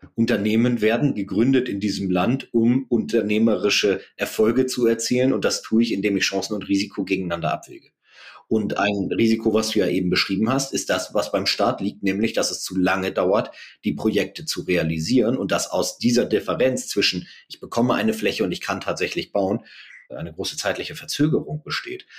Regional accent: Germany; als Deutsche

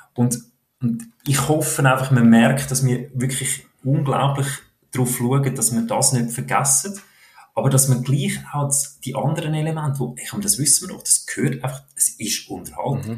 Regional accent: Switzerland; wir Schweizer

